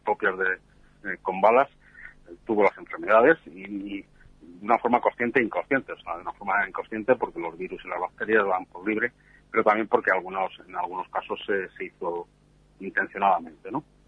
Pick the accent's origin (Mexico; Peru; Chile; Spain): Spain; yo que soy español